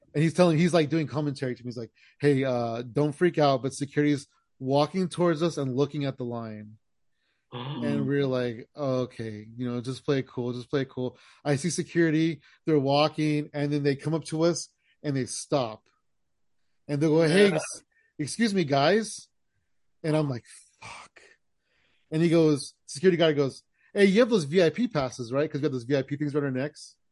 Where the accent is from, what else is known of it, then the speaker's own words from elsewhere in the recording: California, United States; we're from California